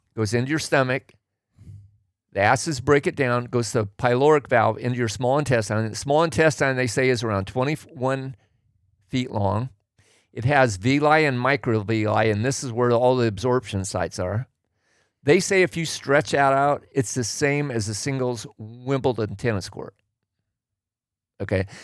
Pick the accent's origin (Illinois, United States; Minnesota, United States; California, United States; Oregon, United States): Oregon, United States; I grew up in Oregon